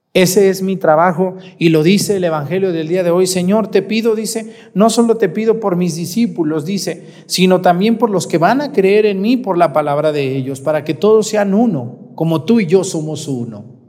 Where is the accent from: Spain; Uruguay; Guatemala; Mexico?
Mexico; Michoacán; now in Guerrero, Mexico; En mi tierra, allá en Mestigacán, se usa el pozole rojo